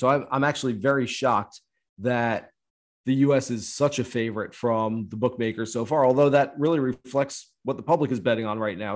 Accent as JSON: {"language": "English", "country": "United States", "said": "I am an American"}